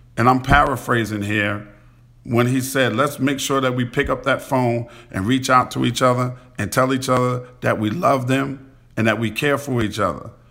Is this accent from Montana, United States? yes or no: no; New York City, New York, United States; where I grew up at in Queens